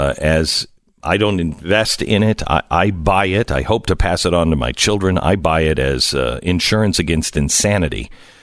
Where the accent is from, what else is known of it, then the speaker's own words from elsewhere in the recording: Pacific Northwest, United States; I grew up in the Pacific Northwest, and wildfires were something that, you know, when you're out in the West, you grow up hearing and you grow up seeing the smoke